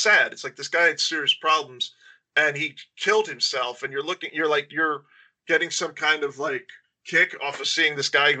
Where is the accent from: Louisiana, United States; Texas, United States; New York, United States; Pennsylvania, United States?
New York, United States; Albany; I'm from Albany